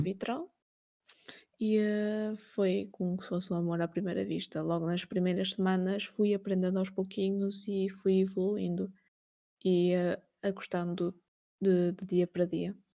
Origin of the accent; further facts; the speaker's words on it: Portugal; Nasci em 93, aqui em Portugal